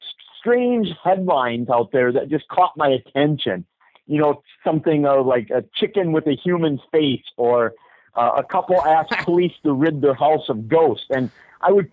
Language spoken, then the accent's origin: English; Eau Claire, Wisconsin, United States; I'm from Eau Claire, Wisconsin